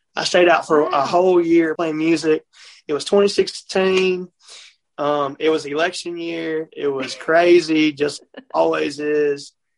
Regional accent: Mississippi, United States; I'm from Mississippi

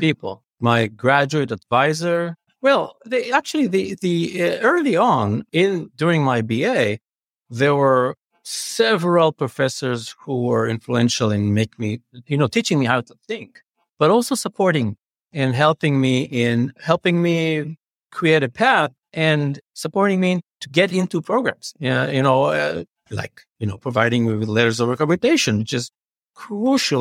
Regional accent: Jerusalem, Jerusalem District, Israel; moved away as an adult; now in Chicago, United States; I grew up in Jerusalem.

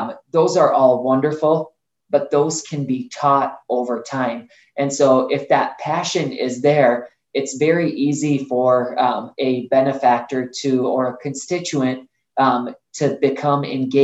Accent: Bosnia & Herzegovina; now in United States; when my mom and I had the opportunity to move to the United States, I was born in Bosnia

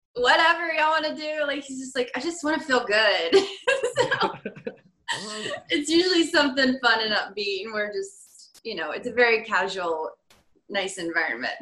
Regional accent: Virginia, United States; moved away as an adult; also born or lived in Michigan; now in California, United States; I'm originally from Virginia

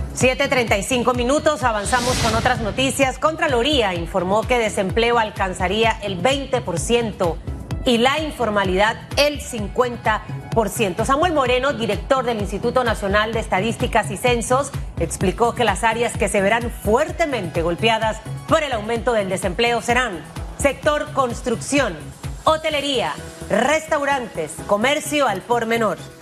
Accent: Chiriquí, Panama; moved away; Yo no soy de tierras altas como Hugo, pero soy chiricana

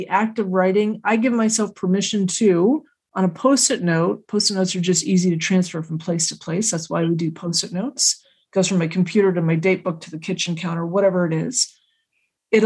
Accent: Canada; As Canadians and as Canadian women

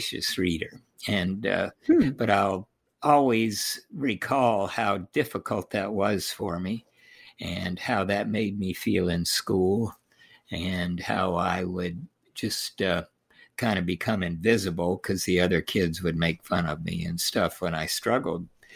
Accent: Holyoke, Massachusetts, United States; also born or lived in Tokyo, Japan; I was born in Tokyo, Japan. My father was in the military, served in Europe during World War II, then was on MacArthur's staff. And so moved to Holyoke, Massachusetts, and started school early

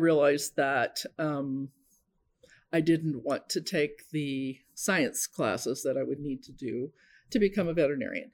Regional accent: Omaha, Nebraska, United States; I am originally from Omaha, and I grew up in a family

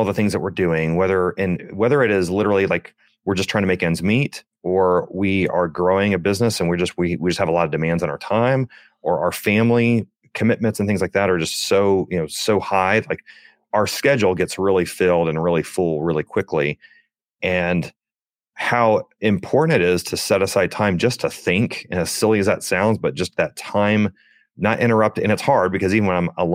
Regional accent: Chesapeake, Virginia, United States; I grew up in a military household. I served in the military, but my father served in the military as well. And I grew up in Chesapeake, Virginia

